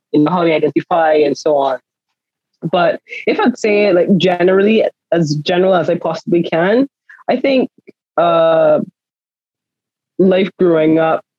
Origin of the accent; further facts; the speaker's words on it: Barbados; accent: Barbadian; Barbados accent is, like, literally out there. Like, like literally as far east as we are, so is our accent